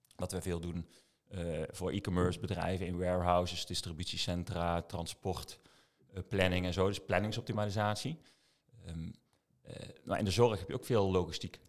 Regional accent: Eindhoven, North Brabant, Netherlands; also born or lived in Maastricht; Eindhovenaar in hart en nieren

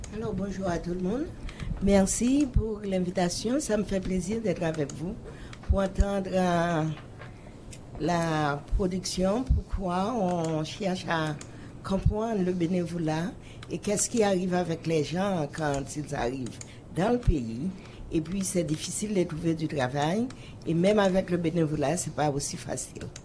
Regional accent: Haiti; now in Toronto, Canada; je suis venue d'Haïti

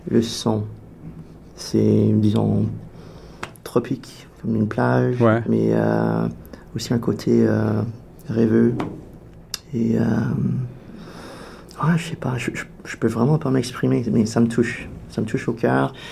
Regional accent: Canada; Alliant, je crois que le fait que je suis canadien, que je joue un instrument un peu bizarre.

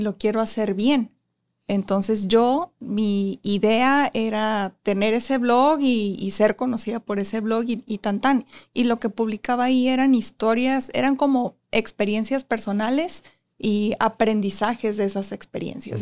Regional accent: Tijuana, Baja California, Mexico; also born or lived in Ensenada; Soy de Tijuana y quiero que quede claro porque la gente piensa que soy de Ensenada porque viví mucho tiempo allá

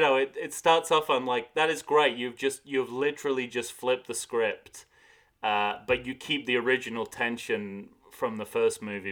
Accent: United Kingdom; moved away; a British expat

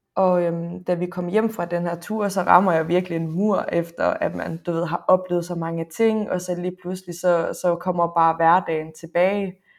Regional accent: Frederikshavn, North Denmark Region, Denmark; jeg er fra Nordjylland, jeg er fra Frederikshavn

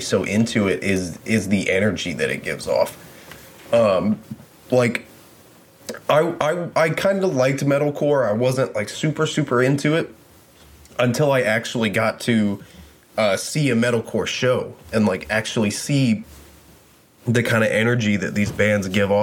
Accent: the South, United States; I grew up in the South. I'm from the South

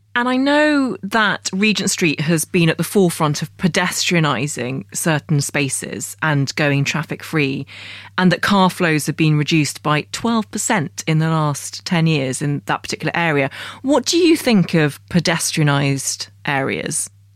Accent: London, United Kingdom; I am properly British and I feel like a real Londoner

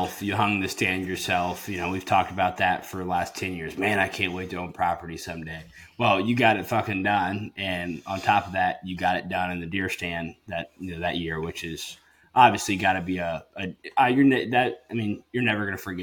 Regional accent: Illinois, United States; moved away as an adult; I've grew up in Illinois

